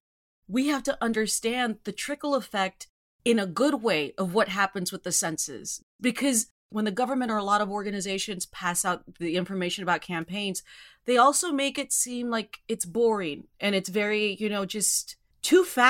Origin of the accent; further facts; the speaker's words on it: Rio Grande Valley, South Texas, United States; I grew up in South Texas